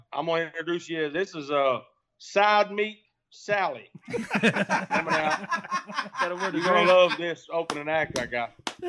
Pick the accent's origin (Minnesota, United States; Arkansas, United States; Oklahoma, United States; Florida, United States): Arkansas, United States; also born or lived in Memphis, Tennessee; Well, I grew up in Arkansas, boy, like I said, born in Memphis, grew up in Arkansas